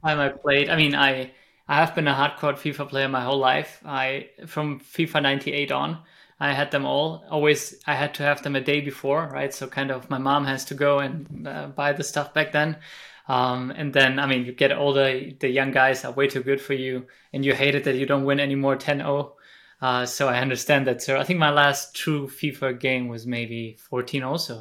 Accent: Spain; moved away; I'm, I think, Spanish

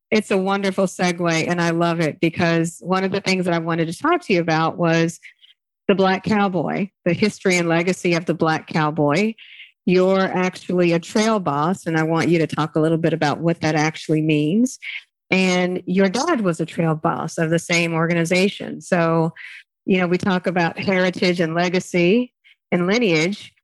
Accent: Texas, United States; as a Texan, I definitely grew up celebrating Juneteenth

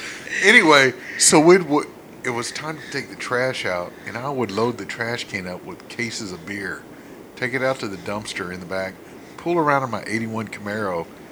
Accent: Pearland, Texas, United States; I grew up in Pearland and green tea. But I went to high school at Clear Creek High School.

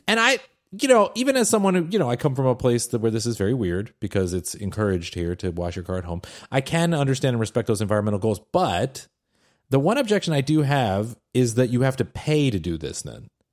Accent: Seattle, Washington, United States; I'm from Seattle.

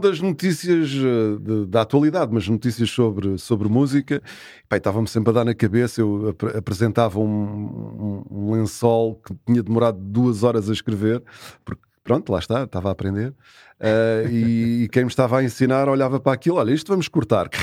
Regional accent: Carcavelos, Lisbon, Portugal; moved away as an adult; Quase, quase terra natal, mas foi aqui que eu vivi grande parte da, da minha juventude

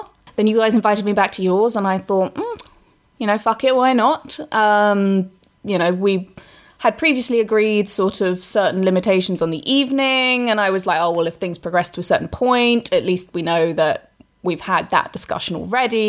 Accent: England, United Kingdom; accent: English; I'm English

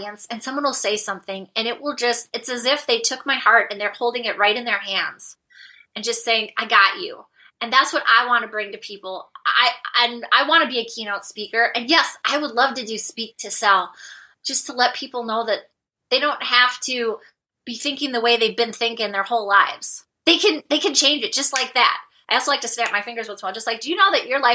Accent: Minnesota, United States; I come from the land of 10,000 lakes. I live in Minnesota, which is north central United States

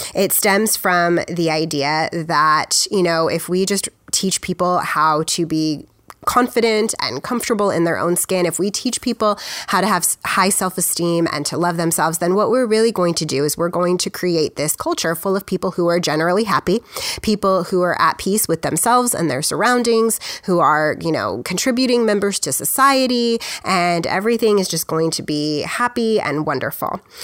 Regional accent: United States; I'm just an American

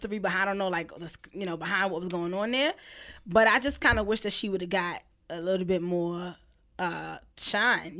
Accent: New York City, New York, United States; I'm from Brooklyn

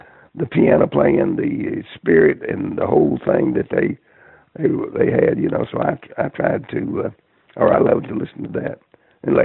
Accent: Spring City, Tennessee, United States; I'm from a little town up in East Tennessee, Spring City, Tennessee

